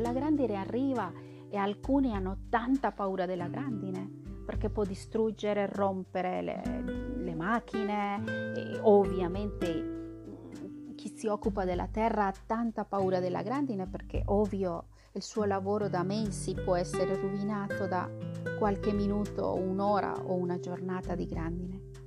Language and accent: Italian; central Colombia, Colombia; moved away; non, vengo esattamente dall'Amazzonia, vengo dal centro della Colombia